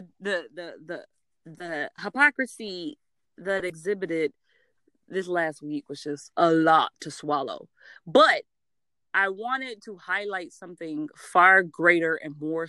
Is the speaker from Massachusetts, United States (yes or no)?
no; Georgia, United States; I'm from Georgia